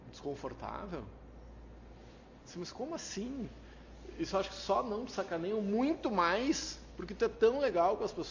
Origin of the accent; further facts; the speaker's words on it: Brazil; Eu sou brasileiro, não desisto nunca, não desisto de ninguém, eu não desisto.